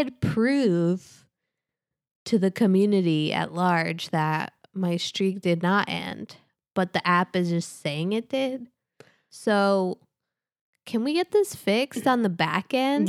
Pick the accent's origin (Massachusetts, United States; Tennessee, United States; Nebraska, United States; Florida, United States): Massachusetts, United States; Worcester; moved away; my hometown